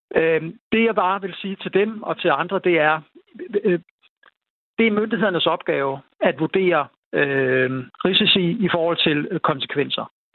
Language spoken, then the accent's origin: Danish; North Jutland, North Denmark Region, Denmark